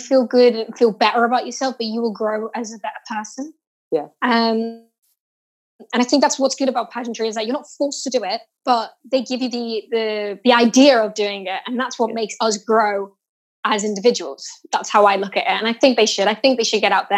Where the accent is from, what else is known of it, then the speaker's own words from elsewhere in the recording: England, United Kingdom; now in Portugal; I do live in Portugal. I am English and I go backwards and forwards, but I do live in Portugal